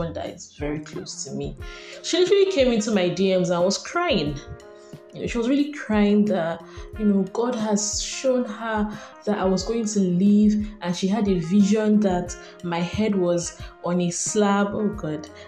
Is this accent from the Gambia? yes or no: no; Nigeria; I'm a Nigerian woman and I carry a lot of identities in my soul, stemming primarily from Nigeria